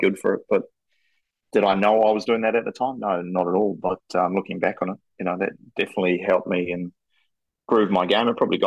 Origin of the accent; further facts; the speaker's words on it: Masterton, Wellington, New Zealand; also born or lived in Palmerston North; now in Hamilton, New Zealand; I actually really enjoyed growing up in Masterton.